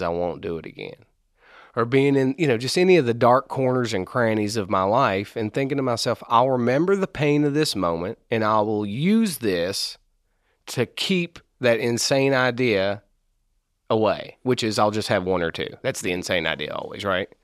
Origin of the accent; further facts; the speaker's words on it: Maysville, Kentucky, United States; I'm from Maysville, Kentucky.